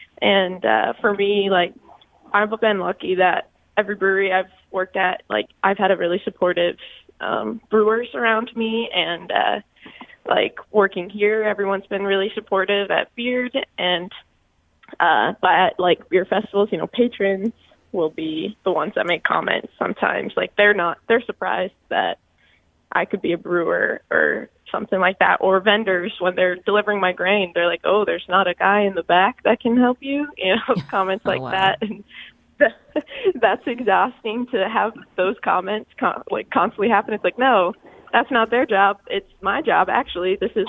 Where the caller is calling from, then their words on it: Groton, Connecticut, United States; Yeah, I'm calling from Groton.